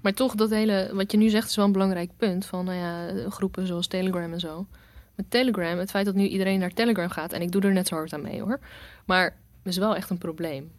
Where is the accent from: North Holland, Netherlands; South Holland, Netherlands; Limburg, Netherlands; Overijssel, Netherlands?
South Holland, Netherlands; Rotterdam; ik ben Rotterdammer. Ik ben hier geboren. Ik ben hier grotendeels opgegroeid.